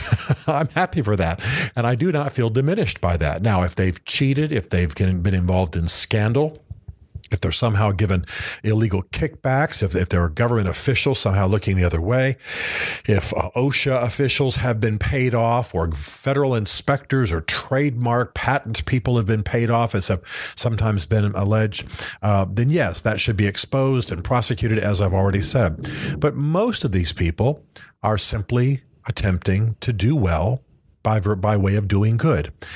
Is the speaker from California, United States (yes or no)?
no; Tennessee, United States; my home state of Tennessee